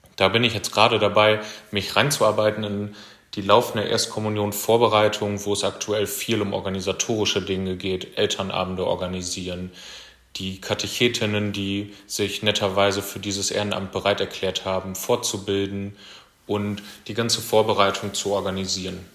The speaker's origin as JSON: {"language": "German", "town": "Nordwalde", "region": "North Rhine-Westphalia", "country": "Germany", "tie": "born or raised there", "also_born_or_lived": "Münster / Paderborn / Sassenberg / Füchtorf", "moved": "as an adult", "lives_now": "Riesenbeck, Germany", "said": "komme gebürtig aus Nordweide, Kreis Steinfurt"}